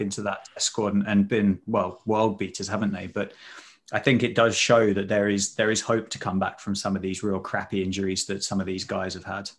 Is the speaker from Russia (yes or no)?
no; Sussex, South East England, United Kingdom; I'm from Sussex